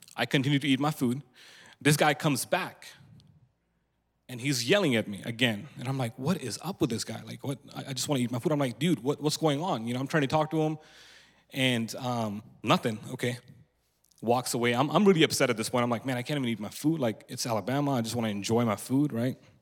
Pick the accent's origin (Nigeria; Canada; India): India; moved away; also born or lived in Antelope, California; I was born and raised in India